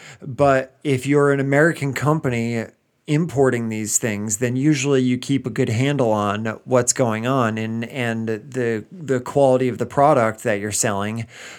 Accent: England, United Kingdom; I'm British from a small town in the middle of England.

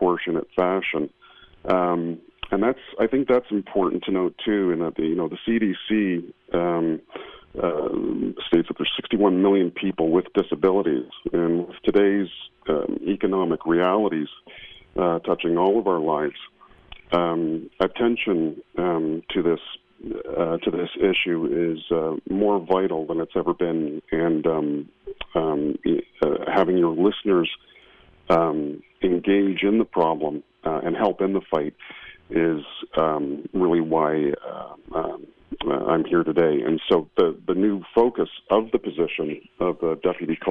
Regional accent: Toronto, Ontario, Canada; So I am from Ontario, Canada. I was born in Toronto.

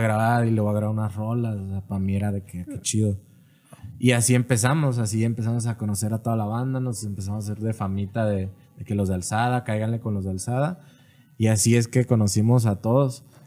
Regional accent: Monterrey, Nuevo León, Mexico; also born or lived in Nuevo Laredo; now in Guadalajara, Mexico; A los seis me fui a Monterrey.

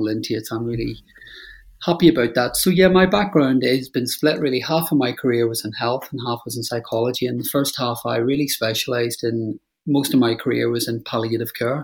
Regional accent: Northern Ireland, United Kingdom; moved away; I grew up in Northern Ireland

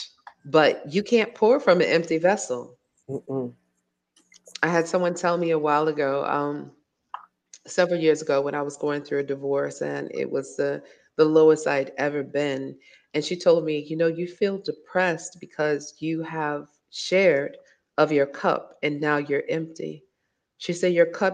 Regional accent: Virginia, United States; moved away as an adult; now in Dakar, Senegal; I was a child growing up in Virginia

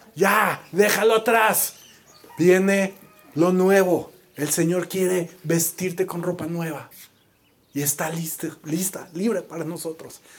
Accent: Mexico; como mexicanos

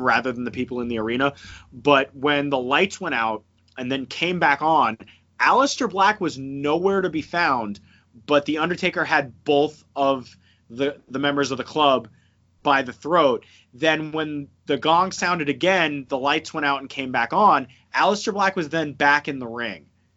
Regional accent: New Jersey, United States; moved away; I'm from New Jersey

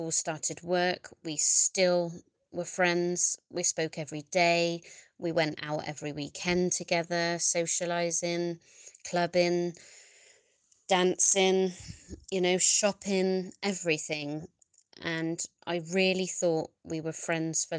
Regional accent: Bristol, South West England, United Kingdom; I'm from Bristol.

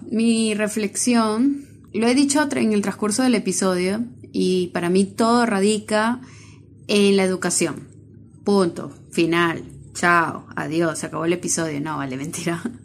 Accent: Venezuela; moved away; yo soy venezolana, yo soy gringa

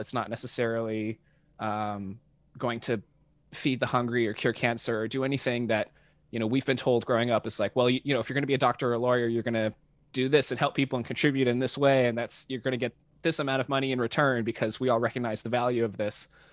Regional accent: Dallas–Fort Worth area, North Texas, United States; now in Los Angeles, United States; I grew up in North Texas, um, in the suburbs of, like, the Dallas and Fort Worth area

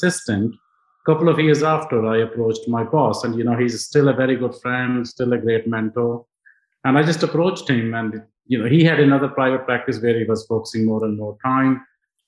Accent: Punjab, India; English is a second language; moved away as an adult; now in United Kingdom; I was born in India

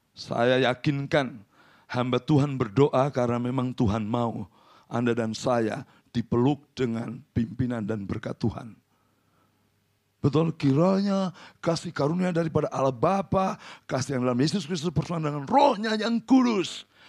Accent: Central Java, Indonesia; Saya orang Jawa Tengah, tidak gampang menolak.

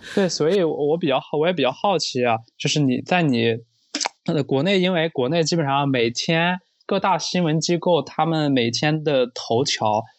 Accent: Henan, China; now in Beijing, China; 我的家乡河南

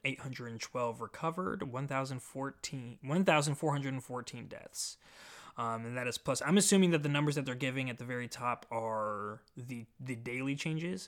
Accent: Omaha, Nebraska, United States; I'm from Omaha, Nebraska

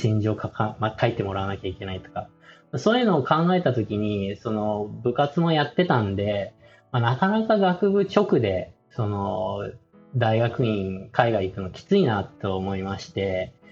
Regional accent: Yokohama, Kanagawa, Japan; moved away as an adult; also born or lived in Ohio, United States / Princeton, United States / Texas, United States; 生まれは横浜で、あの、小さい時3歳から8歳までは父親の会社の関係でアメリカのオハイオっていうところに住んでまして

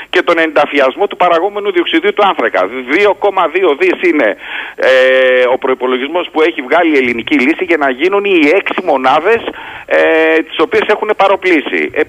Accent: Heraklion, Crete, Greece; Είμαι από το Ηράκλειο.

